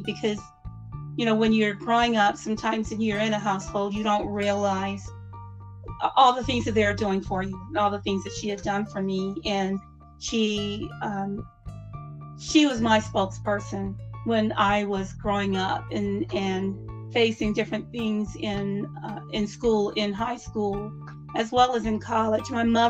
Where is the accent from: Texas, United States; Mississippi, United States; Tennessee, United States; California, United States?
Mississippi, United States; Southern; moved away as an adult; now in Utah, United States; even growing up in Southern Mississippi, I never experienced being called the N-word until I moved to the state of Utah.